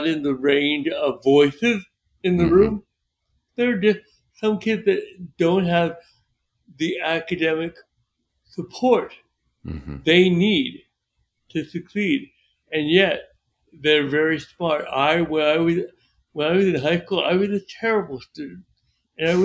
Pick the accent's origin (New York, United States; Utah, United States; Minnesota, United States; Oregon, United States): New York, United States; moved away; also born or lived in Florida; I was from New York, moved to Florida